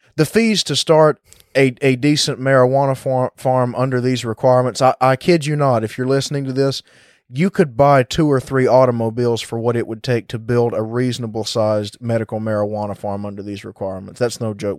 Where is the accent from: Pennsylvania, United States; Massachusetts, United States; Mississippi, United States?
Mississippi, United States; this is my home state, born and raised here